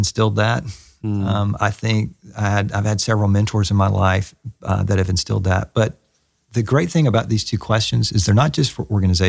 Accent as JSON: {"language": "English", "region": "the South", "country": "United States", "accent": "Southern", "said": "Even with my Southern accent up in Canada."}